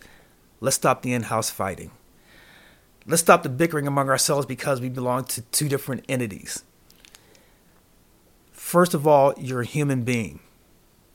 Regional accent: Pittsburgh, Pennsylvania, United States; now in Las Vegas, United States; my hometown, Pittsburgh, Pennsylvania.

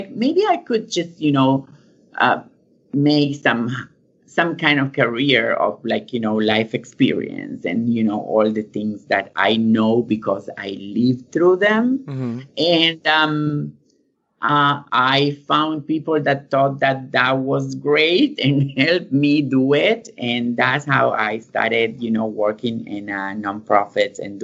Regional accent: Argentina; moved away as an adult; now in United States; I'm from Argentina, and I went to music school

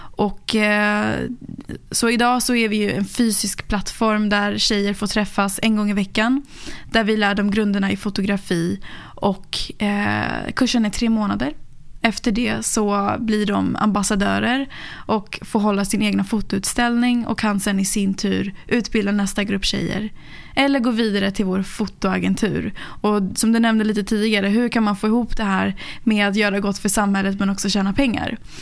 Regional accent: Sollentuna, Stockholm County, Sweden; jag är uppväxt i Sverige, eh, i Sollentuna

